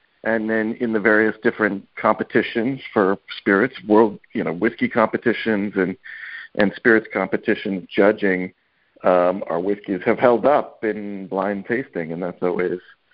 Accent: Kentucky, United States; now in New York, United States; I grew up in Kentucky. I grew up in the moonshine part of Kentucky

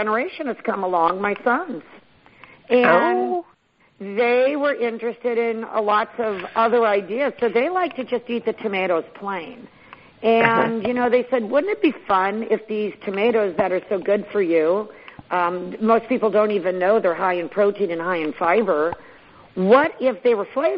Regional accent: Sonoma, California, United States; now in Gridley, United States; Grew up in Sonoma

